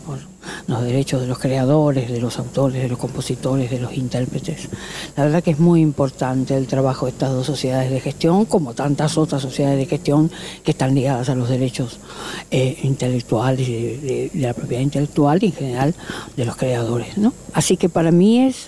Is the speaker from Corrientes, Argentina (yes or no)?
yes; Corrientes, Argentina; moved away as an adult; esta es mi ciudad natal. Nací aquí y viví toda mi, mi infancia, mi adolescencia